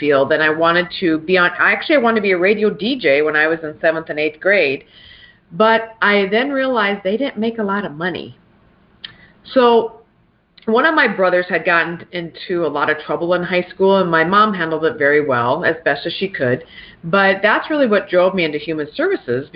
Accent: South Dakota, United States; also born or lived in Pierre, South Dakota / Brandon, South Dakota; I was born in Pierre, South Dakota, and ironically enough, we didn't live too far, and Pierre is where our state capital is. And I didn't live too far from the state capitol, so I actually grew up playing like on our governor's mansion lawn

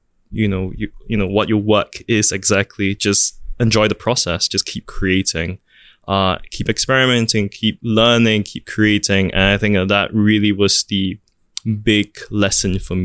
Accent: Singapore; also born or lived in New York, United States; what I have and what I am as a Singaporean

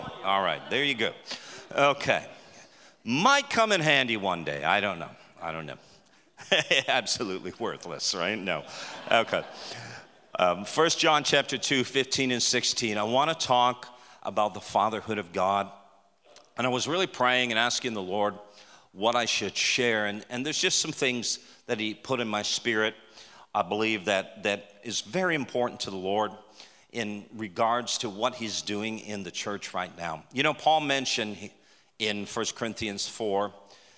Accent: Toronto, Ontario, Canada; moved away as an adult; now in Texas, United States; We're from Canada. So we're from Toronto

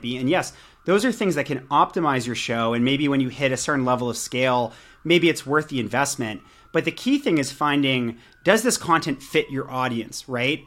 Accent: Pittsburgh, Pennsylvania, United States; now in Santa Monica, United States; I live in Santa Monica, California, uh, but I'm from Pittsburgh, Pennsylvania

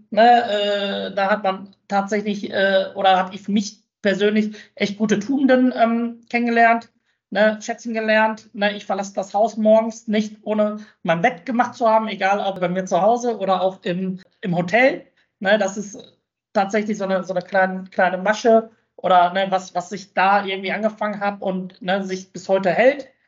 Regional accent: Bochum, North Rhine-Westphalia, Germany; Für mich gibt es nichts Schöneres und nichts Besseres als die Heimat. Ne? Und meine Heimat ist Bochum.

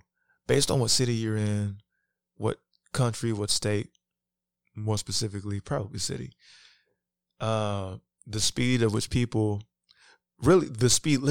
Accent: Kentucky, United States; also born or lived in Cincinnati, Ohio; now in Los Angeles, United States; Me, I grew up in, like, Kentucky. I'm you know, I was born in Cincinnati

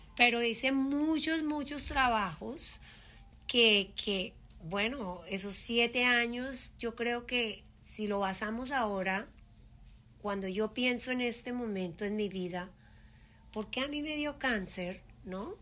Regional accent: Colombia; moved away as an adult; also born or lived in Puerto Rico; now in United States; yo crecí y me fui de Colombia muy joven, a los 19 años

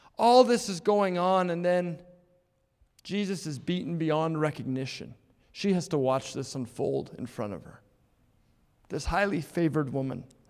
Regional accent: Edmonton, Alberta, Canada; the house that we lived in growing up in Blue Quill

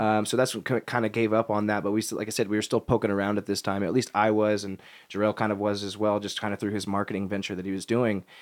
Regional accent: Kansas City, United States; moved away; growing up in Kansas City

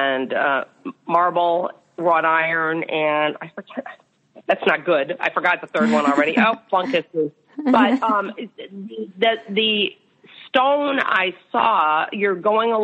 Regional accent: Chicago, Illinois, United States; also born or lived in Florida; I come from Chicago, which we have the lakefront, and we have some parks

